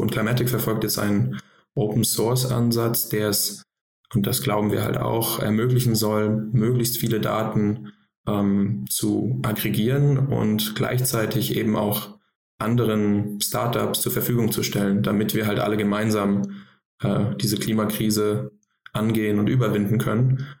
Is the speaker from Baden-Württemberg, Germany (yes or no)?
no; Frankfurt, Hesse, Germany; moved away as an adult; also born or lived in Boston; now in Berlin, Germany; ich komme ursprünglich aus Frankfurt